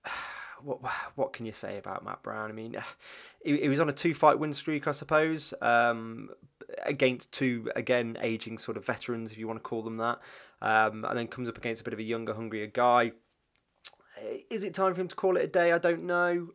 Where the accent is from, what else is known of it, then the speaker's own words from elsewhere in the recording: England, United Kingdom; growing up in England, um, sort of the nineties